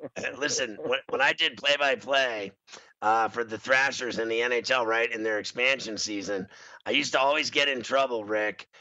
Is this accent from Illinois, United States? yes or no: yes; Chicago, Illinois, United States; I grew up in in Chicago as a kid